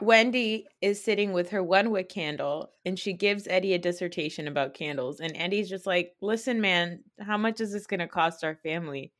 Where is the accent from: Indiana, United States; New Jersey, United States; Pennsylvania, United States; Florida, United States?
New Jersey, United States; I'm from New Jersey